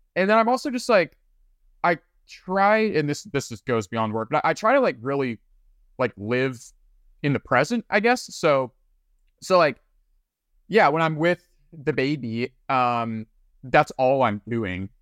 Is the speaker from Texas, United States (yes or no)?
yes; Flower Mound, Texas, United States; moved away as an adult; also born or lived in Oxford, Mississippi; I'm from Dallas. I, I'm actually from the suburbs, uh, Flower Mound. Grew up there